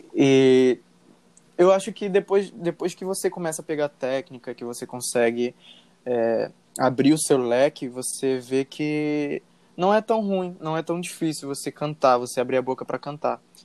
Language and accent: Portuguese; Rio de Janeiro, Brazil; eu sou do Rio de Janeiro e atualmente trabalho como design gráfico